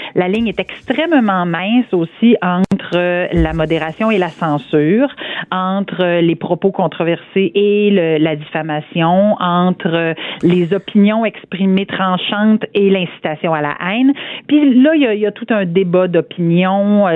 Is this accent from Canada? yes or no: yes; Saint-Georges, Quebec, Canada; je, viens euh, d'une petite municipalité en région. Euh, je viens de Saint-Georges-de-Beauce